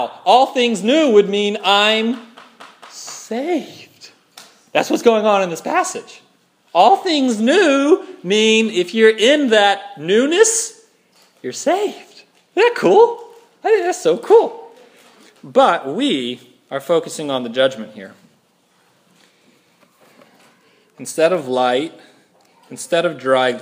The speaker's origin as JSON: {"language": "English", "region": "Louisiana", "country": "United States", "said": "I'm from Louisiana"}